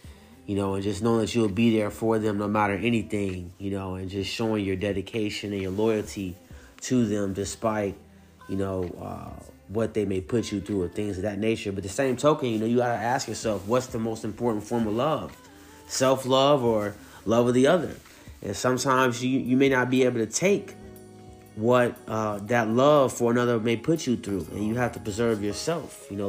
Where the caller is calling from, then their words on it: Lawton, Oklahoma, United States; calling in from Lawton, Oklahoma.